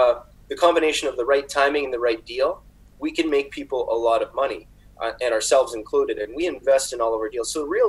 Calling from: North Vancouver, British Columbia, Canada; North Vancouver.

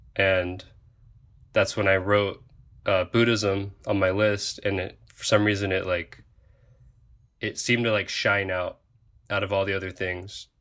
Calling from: Oahu, Hawaii, United States; I am currently a diver in the Coast Guard, and I'm calling from Oahu, Hawaii

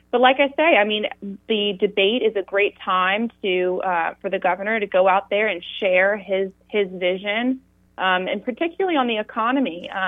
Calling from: Tallahassee, Florida, United States; Uh, I'm calling from Tallahassee, the free state of Florida.

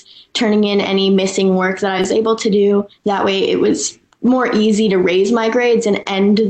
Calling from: Los Angeles, California, United States; I'm going into 10th grade, and I'm calling in from Los Angeles.

